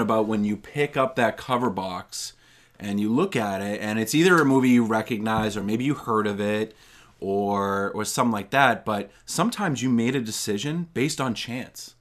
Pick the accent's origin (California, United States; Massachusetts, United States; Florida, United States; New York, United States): Massachusetts, United States; North Reading; I grew up in North Reading, um, not that far from where my grandparents lived in Stoneham